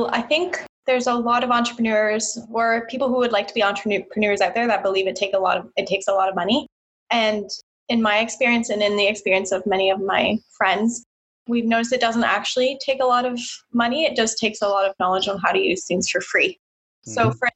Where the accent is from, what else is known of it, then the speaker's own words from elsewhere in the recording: Brantford, Ontario, Canada; I'm from Brantford, Ontario, which is a small city just past Hamilton